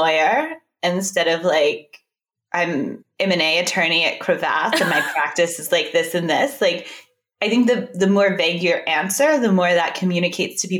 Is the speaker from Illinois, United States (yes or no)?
no; Texas, United States; now in New York, United States; I'm from Texas